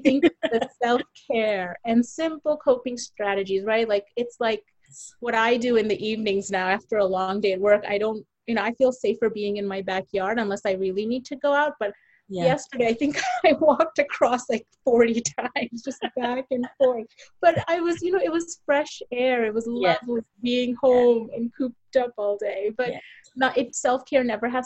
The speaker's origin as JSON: {"language": "English", "country": "Bangladesh", "said": "I'm from Bangladesh"}